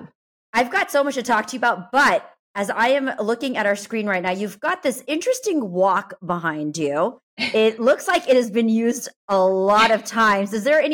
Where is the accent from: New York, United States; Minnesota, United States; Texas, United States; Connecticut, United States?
Texas, United States; Houston; moved away; we're both from Houston.